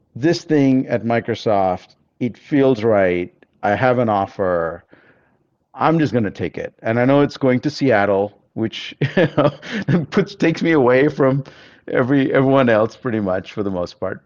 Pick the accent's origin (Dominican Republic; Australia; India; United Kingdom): India; Bangalore, Karnataka; moved away; also born or lived in Germany / United States; I grew up in Bangalore